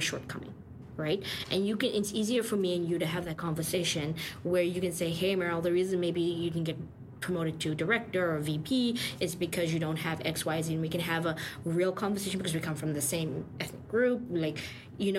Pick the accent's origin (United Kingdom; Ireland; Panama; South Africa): South Africa; now in Toronto, Canada; I come from South Africa.